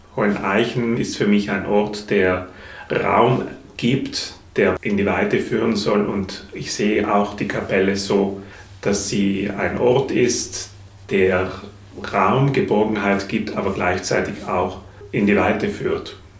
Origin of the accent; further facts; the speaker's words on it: South Tyrol, Trentino-Alto Adige, Italy; moved away as an adult; now in Dresden, Germany; Ich komme ursprünglich aus Südtirol, bin ein sehr naturverbundener Mensch, von Kindheit